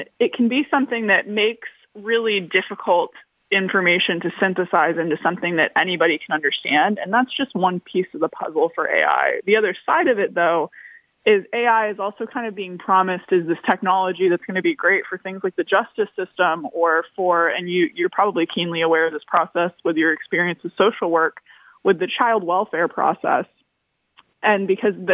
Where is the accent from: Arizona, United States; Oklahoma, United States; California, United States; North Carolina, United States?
California, United States; moved away; I'm originally from California, and the fires that have torn through my hometown